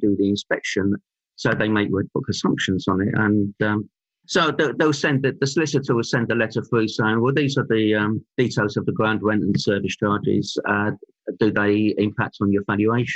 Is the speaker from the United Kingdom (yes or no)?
yes; London, United Kingdom; moved away as an adult; now in Stroud, United Kingdom; I'm a London boy, and born and bred in London. I lived there till my mid-30s